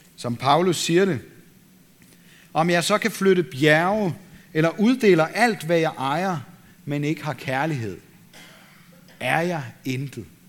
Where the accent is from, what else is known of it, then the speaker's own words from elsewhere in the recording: Denmark; vi som danskere